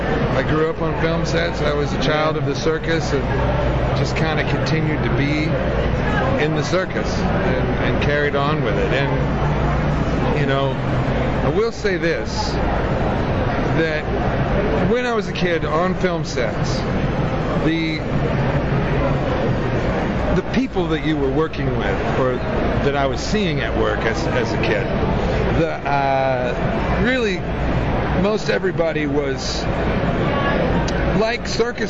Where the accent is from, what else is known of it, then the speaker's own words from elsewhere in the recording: Malibu, California, United States; I grew up in Malibu.